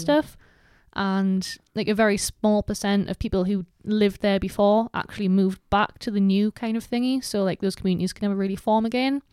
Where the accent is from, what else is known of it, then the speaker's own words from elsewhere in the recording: Gateshead, North East England, United Kingdom; I'm from Bensham